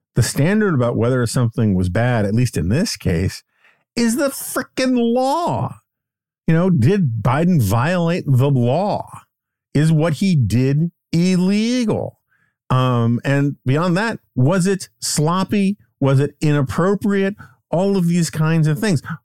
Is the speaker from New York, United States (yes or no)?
yes; New York City, New York, United States; born or raised there